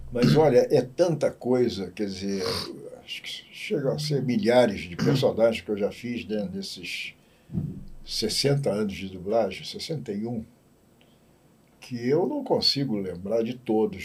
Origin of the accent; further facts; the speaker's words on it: Rio de Janeiro, Brazil; also born or lived in Campinas; Tijuca, que eu morava na Tijuca, nasci e me criei na Tijuca